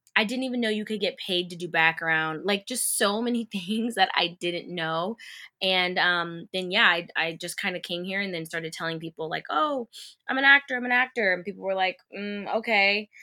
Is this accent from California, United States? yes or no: yes; Bakersfield, California, United States; moved away; growing up in Bakersfield watching Disney Channel on T V